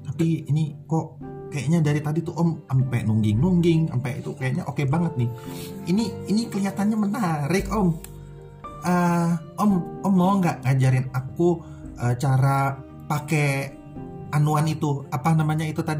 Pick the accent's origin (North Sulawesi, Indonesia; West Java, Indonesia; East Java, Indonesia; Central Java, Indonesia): West Java, Indonesia; Kok Kang Guru? Karena aku orang Sunda.